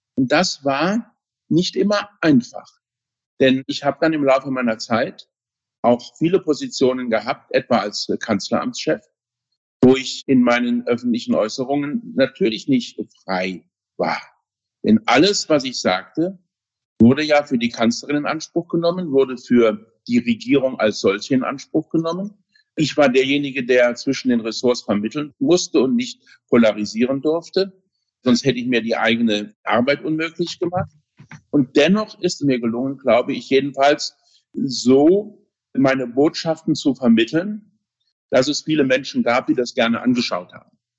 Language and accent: German; Saarland, Germany; also born or lived in Berlin; meiner Heimat im Saarland, wo ich wohne